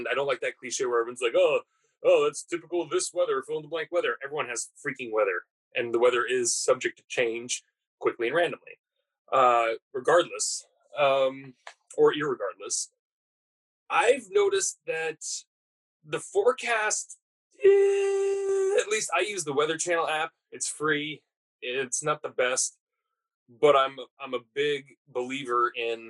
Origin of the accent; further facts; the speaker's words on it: West Coast, United States; I'm born and raised in the West Coast